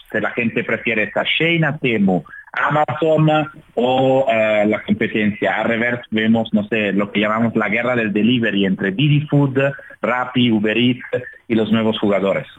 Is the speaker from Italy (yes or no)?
yes; Italy; now in Mexico City, Mexico; soy italiano